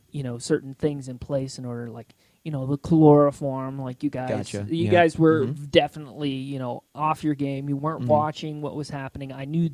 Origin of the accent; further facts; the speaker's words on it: United States; accent: American; I think you could narrow it down that I'm probably American due to my accent